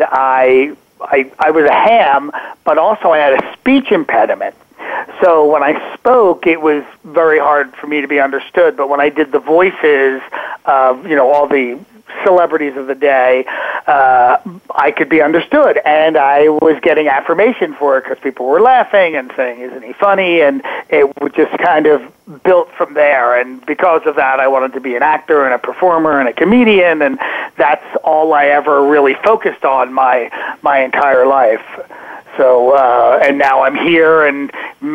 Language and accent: English; Ambler, Pennsylvania, United States; I grew up in Ambler, Pennsylvania. It's right outside of Philadelphia